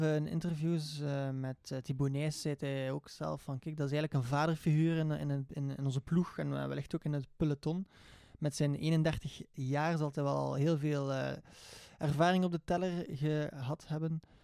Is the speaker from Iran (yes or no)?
no; Belgium; Uiteraard als Belg zijnde